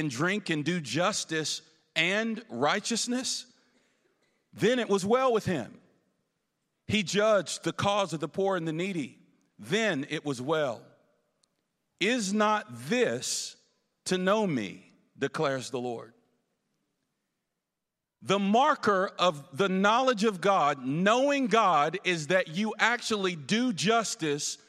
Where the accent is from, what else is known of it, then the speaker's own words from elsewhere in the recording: the South, United States; now in Ferguson, United States; I'm from the South, where we're wild, loud, and crazy